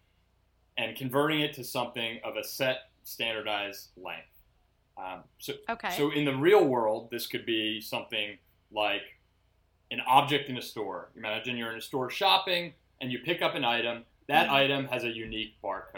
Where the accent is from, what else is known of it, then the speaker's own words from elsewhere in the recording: New Jersey, United States; now in New York City, United States; I'm originally from New Jersey.